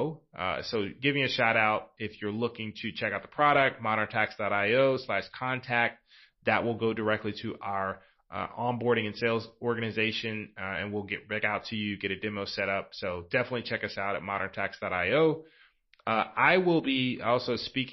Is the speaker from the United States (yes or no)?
yes; the South, United States; I'm from the South, and that's kind of what they say at the end of church in the South